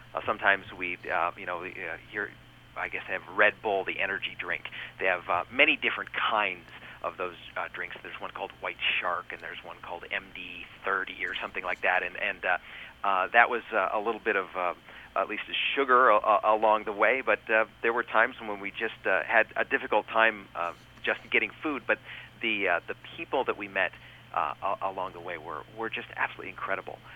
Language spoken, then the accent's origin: English; United States; I was from the United States of America